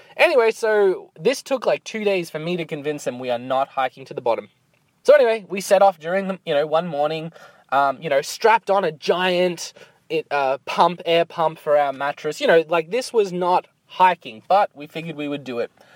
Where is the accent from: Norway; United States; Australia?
Australia; now in Canada; I'm from Australia